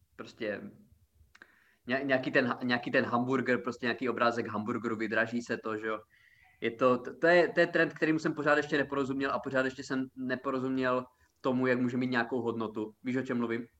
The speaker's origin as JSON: {"language": "Czech", "country": "Czechia", "said": "já jsem Čech"}